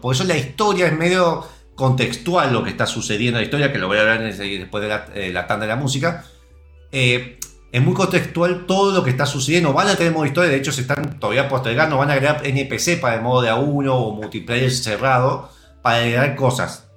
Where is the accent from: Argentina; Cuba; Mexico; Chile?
Argentina; Yo siendo argentino